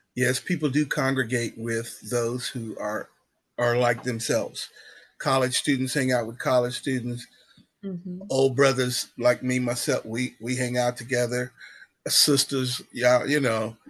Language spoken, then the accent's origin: English; Southeast Kansas, United States; moved away as an adult; now in Wichita, United States; I'm from Southeast Kansas